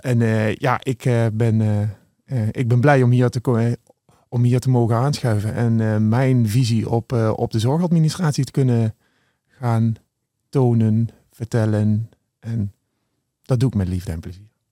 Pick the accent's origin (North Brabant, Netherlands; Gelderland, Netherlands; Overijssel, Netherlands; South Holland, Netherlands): Gelderland, Netherlands; Beneden-Leeuwen; Ik ben eh, geboren en getogen in het mooie Benedenleeuwen